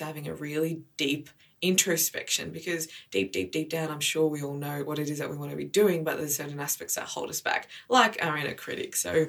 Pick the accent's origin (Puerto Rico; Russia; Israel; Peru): Israel; born there; So I was born in Israel.